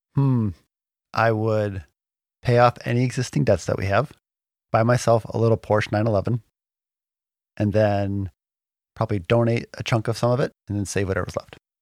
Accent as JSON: {"language": "English", "region": "Michigan", "country": "United States", "tie": "born or raised there", "moved": "yes", "said": "We grew up in Michigan for a while"}